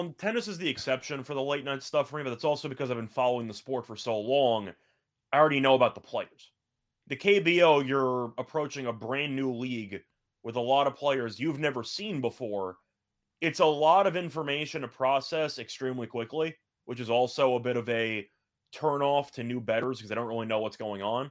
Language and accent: English; New York, United States; I'm from New York, 'cause I lived through it.